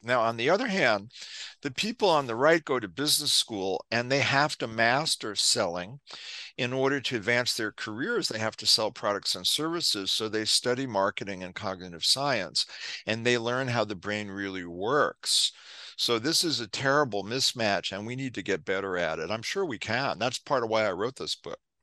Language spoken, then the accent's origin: English; New York City, New York, United States; I was, uh, growing up in New York City in the nineteen sixties